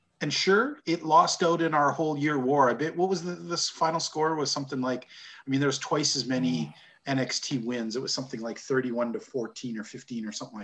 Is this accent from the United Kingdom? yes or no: no; Canada; Being good Canadian boys